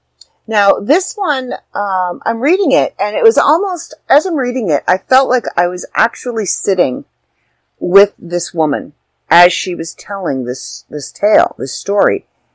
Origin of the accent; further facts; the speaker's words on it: Ireland; Anybody who knows me knows I'm Irish. And I am all about anything Irish.